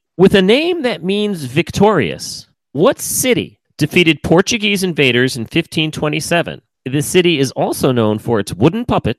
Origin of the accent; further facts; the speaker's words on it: Australia; I'm Australian, it rhymes.